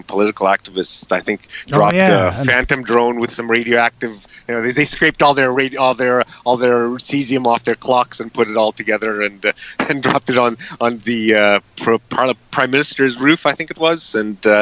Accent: Canada; I'm from Canada

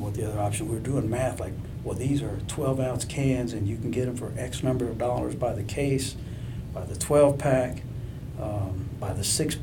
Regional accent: a little town near Houston, Texas, United States; I'm not from Houston. I'm from a little town with 2,000 people.

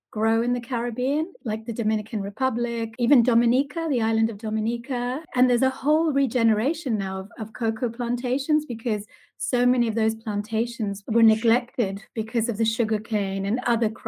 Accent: Argentina; I love chocolate. I've loved chocolate my whole life. I'm originally from Argentina, but I've lived in lots of different countries around the world.

